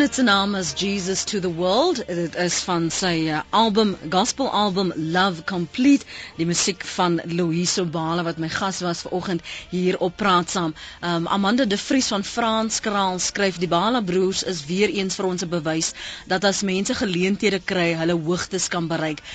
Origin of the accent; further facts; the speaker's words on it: South Africa; ons is Afrikaners